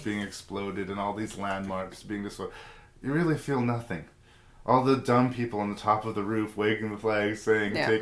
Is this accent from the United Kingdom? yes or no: no; Canada; As a Canadian